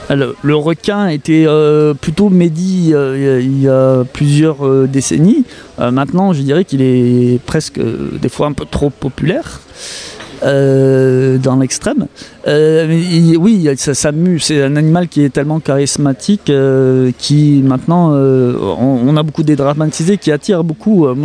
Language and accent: French; Montpellier, Occitania, France; now in Marseille, France; je suis natif de Montpellier, on va dire que je suis marseillais d'adoption